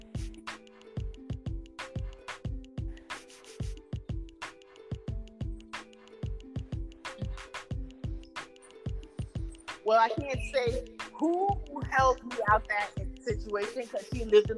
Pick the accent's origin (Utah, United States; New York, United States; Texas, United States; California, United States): New York, United States; New York City; Growing up in Castle Hill Projects